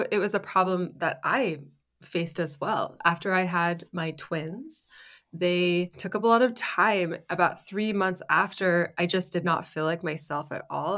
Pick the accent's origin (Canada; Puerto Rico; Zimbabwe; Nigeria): Canada; moved away as an adult; now in Germany; I grew up in Canada